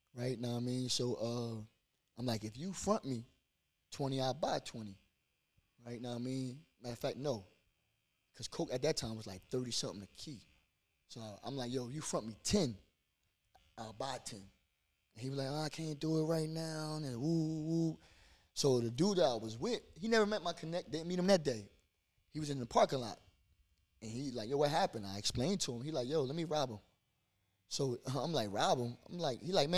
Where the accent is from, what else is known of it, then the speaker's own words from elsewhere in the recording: Trenton, New Jersey, United States; I grew up in Wilbur section